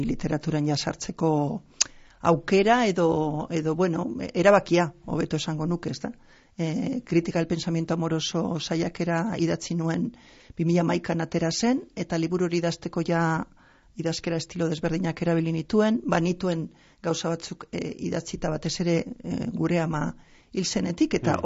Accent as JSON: {"language": "Basque", "town": "Basauri", "region": "Basque Country", "country": "Spain", "tie": "born or raised there", "also_born_or_lived": "Pedrosa, Burgos, Spain", "said": "gero jetorri ginen Euskal Herrira bi urte erdirekin eta orduan gero ni hemen finkatu naiz"}